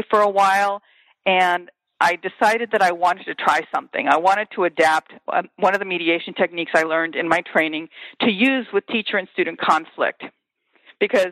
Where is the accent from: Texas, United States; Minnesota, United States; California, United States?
California, United States; Los Angeles; moved away as an adult; also born or lived in Champaign, Illinois; I am born and raised in Los Angeles, and I have been a product of public schools, large public Los Angeles schools